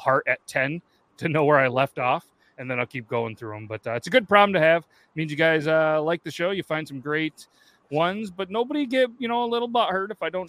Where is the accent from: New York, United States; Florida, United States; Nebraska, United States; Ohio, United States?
New York, United States; Syracuse; I grew up in Syracuse